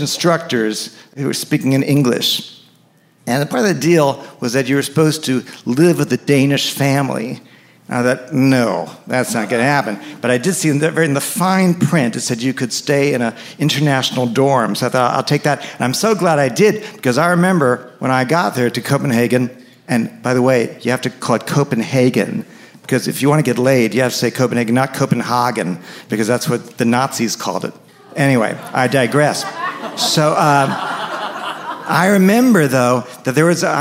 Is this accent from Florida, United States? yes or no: no; New York City, New York, United States; moved away as an adult; also born or lived in Evanston, Illinois; I grew up in New York City.